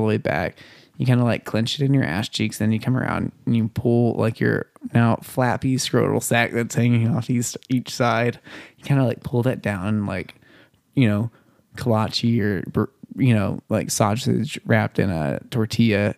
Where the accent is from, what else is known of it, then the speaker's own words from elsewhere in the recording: Bonham, Texas, United States; in my hometown of Bonham, Texas, Mm-hmm. I grew up hearing people pray to Daddy God